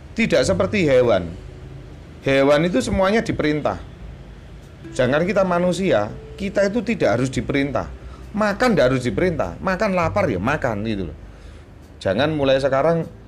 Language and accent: Indonesian; Java, Indonesia; saya orang Jawa